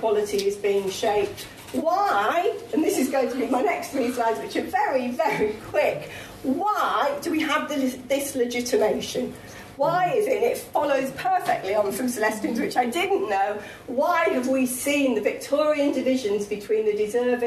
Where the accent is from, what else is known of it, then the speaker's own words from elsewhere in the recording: the North East, North East England, United Kingdom; I come from the North East